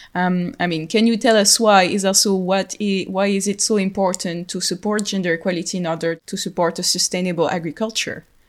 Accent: France; accent: French; English is a second language; as you can hear to my accent, I'm French

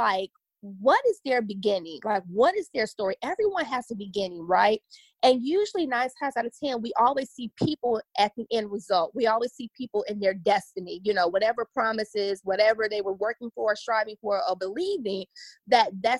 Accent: Chicago, Illinois, United States; also born or lived in Los Angeles, California / Oxnard, California; now in Dallas, United States; I'm originally from Chicago on the South Side

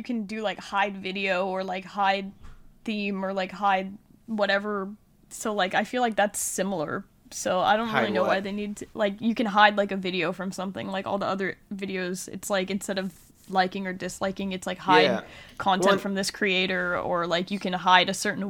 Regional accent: United Kingdom; I'm British.

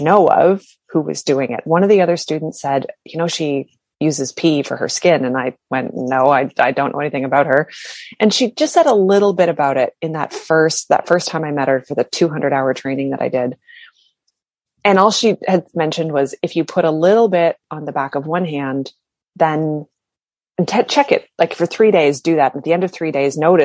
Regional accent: Canada; I'm from Canada

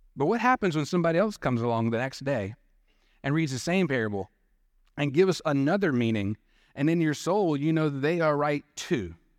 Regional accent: Dothan, Alabama, United States; Growing up in Dothan, Panama City was our closest beach to go

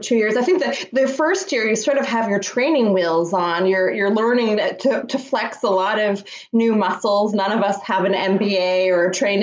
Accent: Toronto, Ontario, Canada; I was born in Toronto

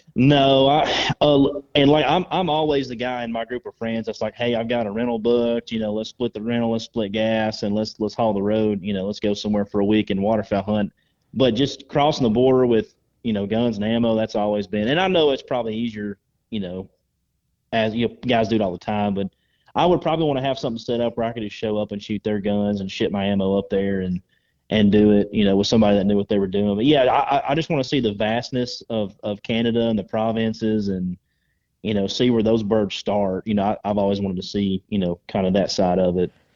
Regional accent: Georgia, United States; I was a kid from Georgia that grew up shooting wood ducks in a swamp

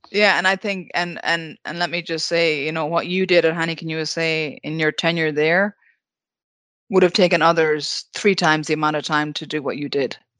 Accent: Ballina, Connacht, Ireland; my hometown of Ballana, County Mayo.

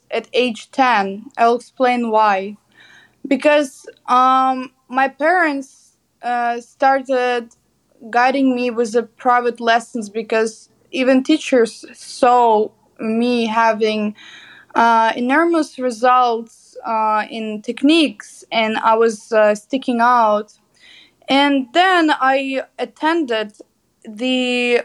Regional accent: Kyiv, Ukraine; I'm an artist from Ukraine, Kyiv. Graduated from the Academy of Arts in Kyiv, Ukraine.

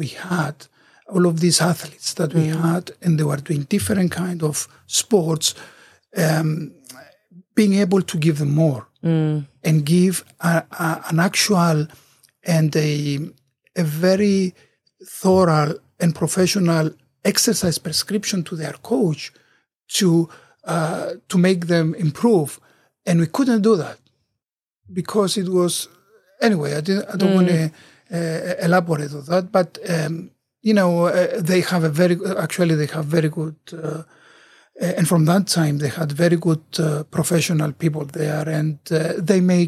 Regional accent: Cyprus; moved away as an adult; also born or lived in United States; when I came back to Cyprus, I worked for a while at the sports center

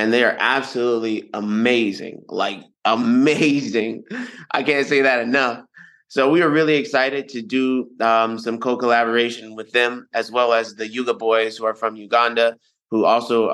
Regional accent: United States; accent: American; my American accent

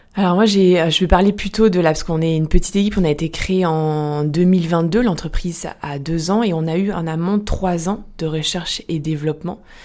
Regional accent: south of France, France; moved away as an adult; now in Lyon, France; Je viens du sud de la France

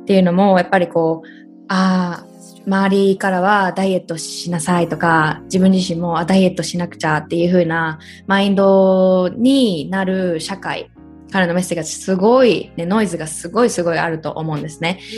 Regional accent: Japan; moved away as an adult; also born or lived in United States; 同じね生まれ育ったところにいて

